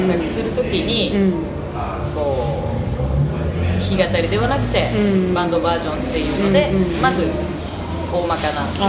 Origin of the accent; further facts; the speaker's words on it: Fukuoka, Japan; moved away; also born or lived in Tokyo; 地元に帰とりあえず拠点を移して